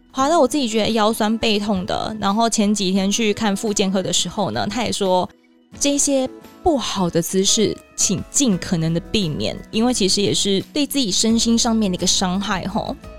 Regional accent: Taiwan; 当然跟咱们台湾人不同嘛

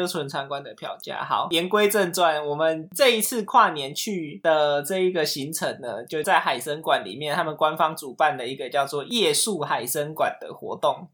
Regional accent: Kaohsiung, Taiwan; 因为我是高雄人嘛，所以那边其实还是离我们家比较近

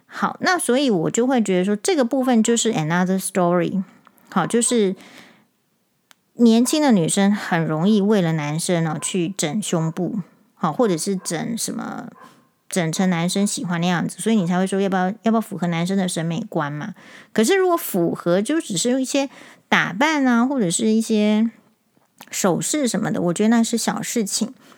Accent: Taiwan; 我们台湾人

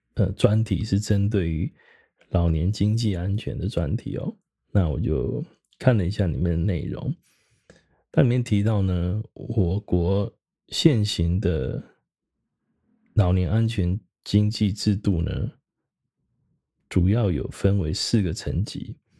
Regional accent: Taiwan; 我们台湾人平均在生命末期往前推七年

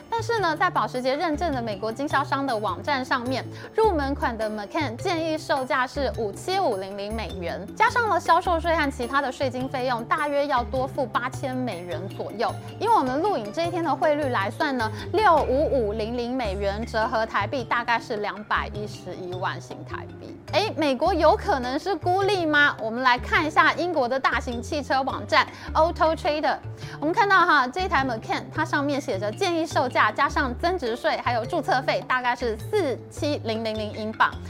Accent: Taiwan; 我们台湾人

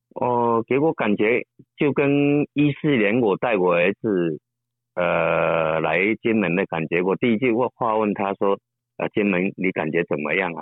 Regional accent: Shishi, Fujian, China; accent: Quanzhou Hokkien; 我用的是，呃，泉州的闽南话

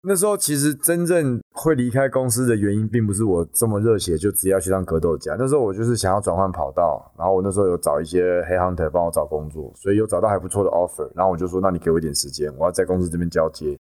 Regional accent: Taiwan; 就说你是不是台湾来的？我说你怎么知道？

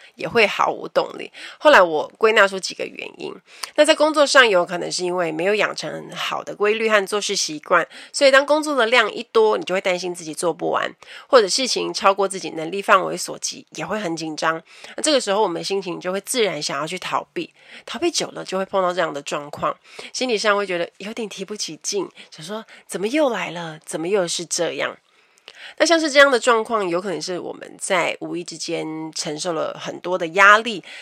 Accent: Kaohsiung, Taiwan; 我是高雄人

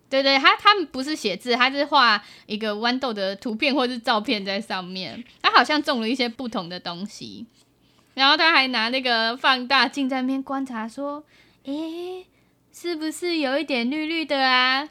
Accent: Tainan, Taiwan; also born or lived in Taipei; 我们其实小时候是住在台北，然后搬到台南之后

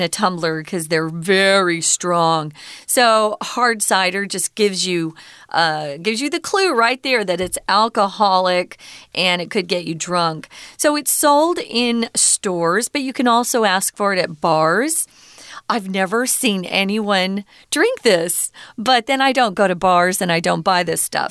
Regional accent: Arizona, United States; now in Taiwan; I'm from Arizona.

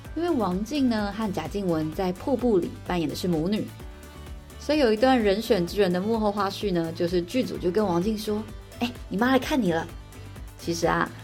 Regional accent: Taiwan; 因为台湾实在是太常选举了，我们根本就是听着动算动算长大的人。

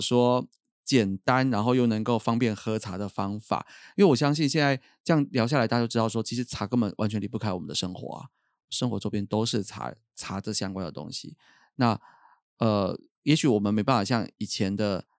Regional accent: Taiwan; 我们台湾人就是有那种很节俭的好，好习惯

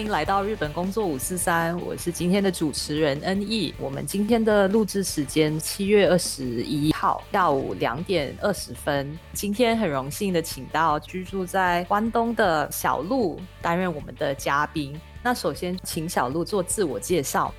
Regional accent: Singapore; 我是新加坡人嘛

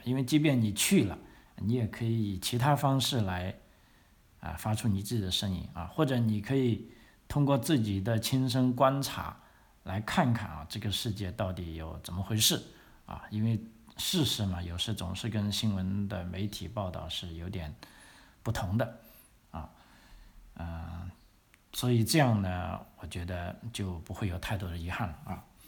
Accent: China; 我们中国人大部分都和我这样子的

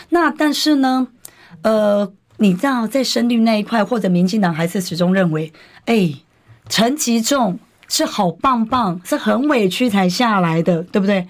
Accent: New Taipei, Taiwan; 我讲这个就是我的家，我的根，我的故乡

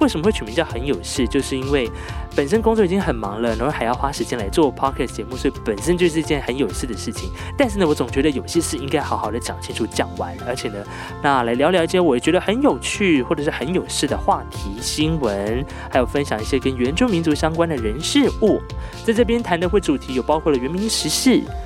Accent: Hualien County, Taiwan; 我是来自花莲的阿美族

